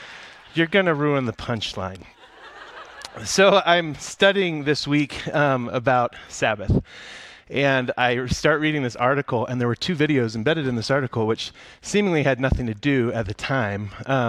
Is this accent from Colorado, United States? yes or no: yes; Broomfield, Colorado, United States; I grew up right here in Broomfield, and growing up in the suburbs is an interesting experience